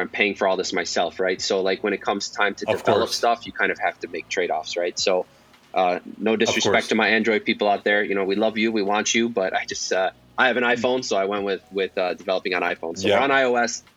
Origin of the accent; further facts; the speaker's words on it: Detroit, Michigan, United States; moved away as an adult; now in Los Angeles, United States; I'm actually from Detroit